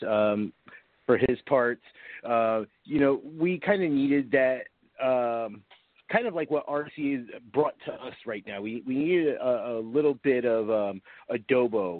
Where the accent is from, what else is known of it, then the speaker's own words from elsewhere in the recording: New York, United States; I'm from New York